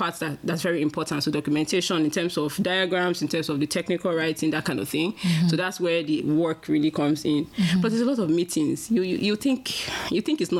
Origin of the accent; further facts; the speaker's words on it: Nigeria; moved away as an adult; now in Canada; Well, I'm from Nigeria.